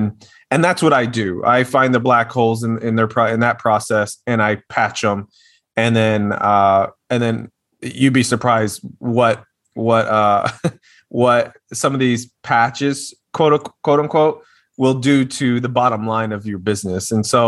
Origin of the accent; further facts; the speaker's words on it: Little Rock, Arkansas, United States; moved away as an adult; now in Austin, United States; Yes, from Little Rock. I am from Little Rock.